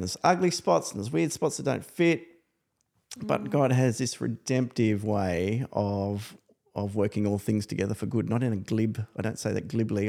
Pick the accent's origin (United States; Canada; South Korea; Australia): Australia; New South Wales; I come from New South Wales